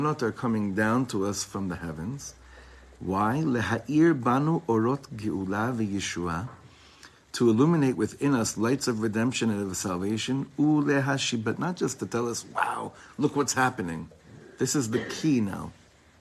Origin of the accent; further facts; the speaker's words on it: Ra'anana, Central District, Israel; I grew up in Ra'anana